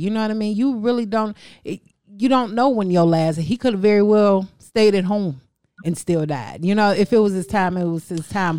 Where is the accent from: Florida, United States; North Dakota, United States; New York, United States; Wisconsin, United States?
Wisconsin, United States; Madison; I am from Madison, Wisconsin